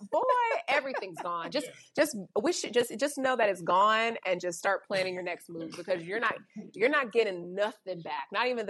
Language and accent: English; United States; my identity as an American trumps my race, and it trumps my appearance as a Black person.